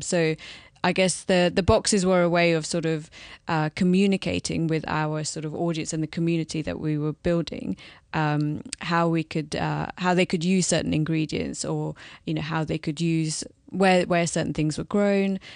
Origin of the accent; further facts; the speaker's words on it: London, United Kingdom; Born and brought up here